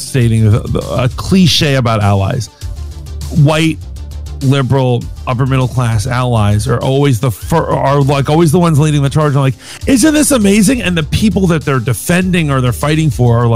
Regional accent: United States; being an American

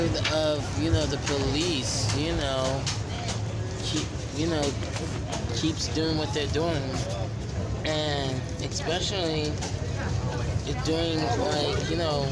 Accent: New York City, New York, United States; moved away as an adult; now in California, United States; I'm from New York City

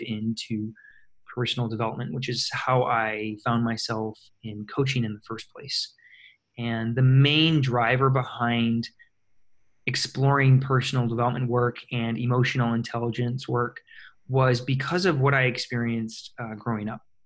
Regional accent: Michigan, United States; moved away as an adult; also born or lived in Minnesota / Chicago, Illinois; now in California, United States; I was born and raised in Michigan in a very very small town, little over a thousand people, uh, right on Lake Michigan

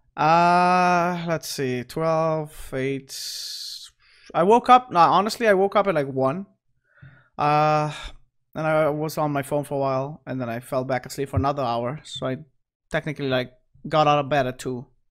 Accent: Aruba; also born or lived in Caracas, Venezuela; I actually grew up on that island.

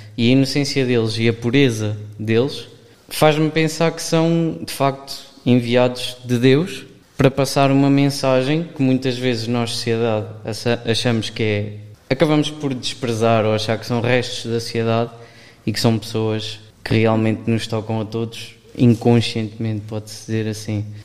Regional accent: Aveiro area, Centro, Portugal; sou daqui da zona de Aveiro

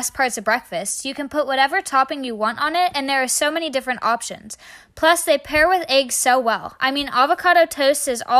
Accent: Fort Cherry, Pennsylvania, United States; I'm a native of Fort Cherry and I am a senior.

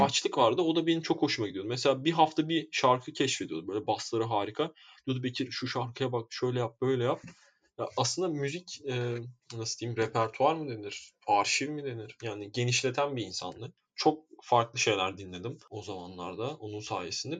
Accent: Istanbul, Turkey; ben doğma büyüme Esenlerliyim

